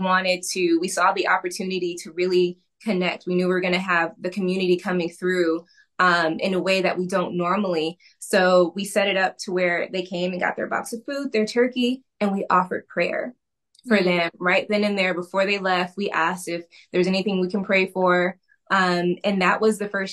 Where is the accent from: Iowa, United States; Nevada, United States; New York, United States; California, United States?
California, United States; Northern; moved away as an adult; now in Southern California, United States; So I am a California girl. I live in Southern California right now. For a while, I've lived in Southern California. I grew up in Northern California.